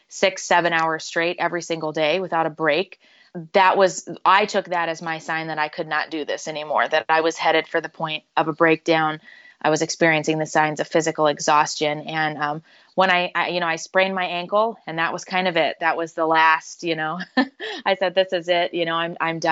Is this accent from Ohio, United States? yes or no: yes; rural Northwest Ohio, United States; moved away as an adult; also born or lived in Chicago / Virginia; So I grew up in rural Northwest Ohio. I was born in Chicago, but my family moved to Ohio when I was relatively young, and that's where I grew up, went to high school